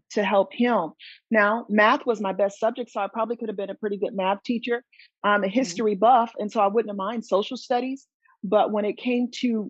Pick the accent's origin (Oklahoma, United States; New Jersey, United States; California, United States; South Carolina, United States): California, United States; Southern; moved away as an adult; now in North Syracuse, United States; I'm originally from Southern California.